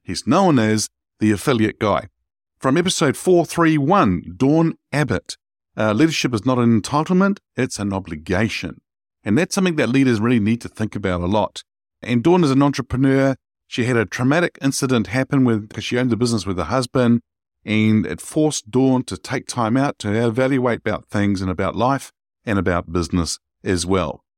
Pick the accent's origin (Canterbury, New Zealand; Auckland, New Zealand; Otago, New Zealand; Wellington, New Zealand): Wellington, New Zealand; the city that I grew up here in New Zealand, in Wellington